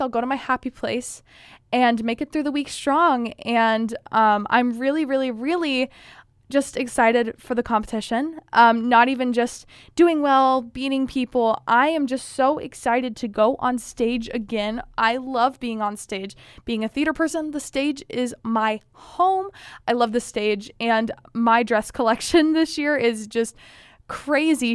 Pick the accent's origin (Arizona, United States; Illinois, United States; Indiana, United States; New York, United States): Indiana, United States; my neighborhood has never had a Miss Indiana candidate